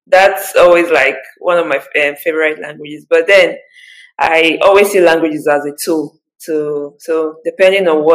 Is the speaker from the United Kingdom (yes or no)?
no; Nigeria; moved away as an adult; now in Sweden; I'm from Nigeria.